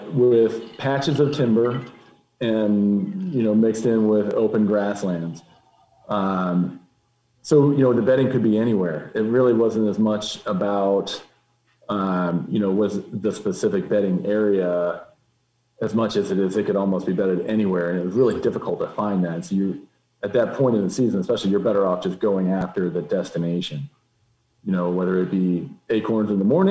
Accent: Pennsylvania, United States; growing up in Pennsylvania, beaver dams are, you know, they're a normal part of the environment

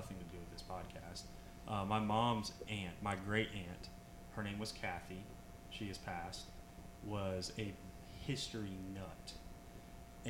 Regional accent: Jacksonville, Florida, United States; born and raised in Jacksonville

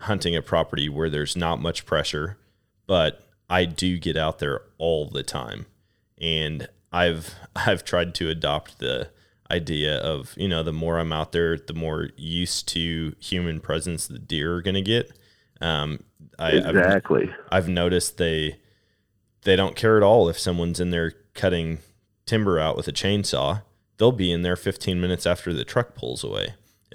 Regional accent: Wisconsin, United States; also born or lived in Colorado; now in Missouri, United States; what I grew up experiencing in Wisconsin

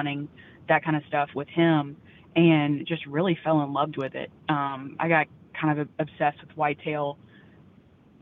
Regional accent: North Louisiana, United States; moved away as an adult; now in Dripping Springs, United States; I grew up in North Louisiana

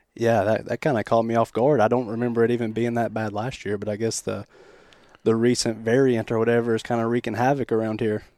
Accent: Athens, Tennessee, United States; moved away as an adult; now in Michigan, United States; I'm from Southeast Tennessee, a little town called Athens

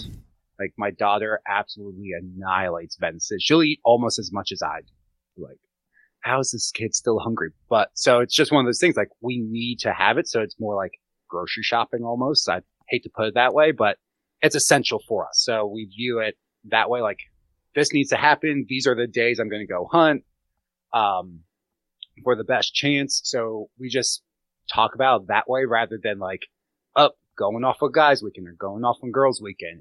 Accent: Gettysburg, Pennsylvania, United States; I grew up around hunters in Gettysburg

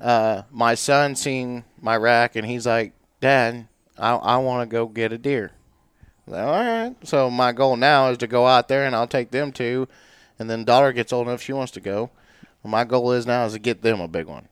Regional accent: Warrensburg, Missouri, United States; also born or lived in Centerview, Missouri; born and raised in Warrensburg, Missouri

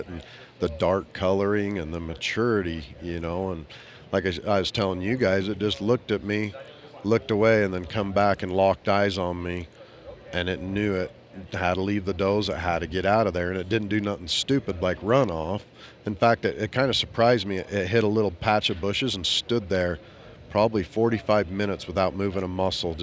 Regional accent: Southern Utah, United States; I grew up in Southern Utah

